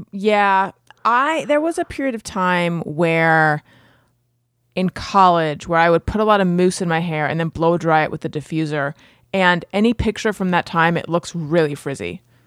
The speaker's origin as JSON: {"language": "English", "area": "Orange County", "region": "California", "country": "United States", "tie": "born or raised there", "said": "I grew up in Orange County, and that is where shitheads are"}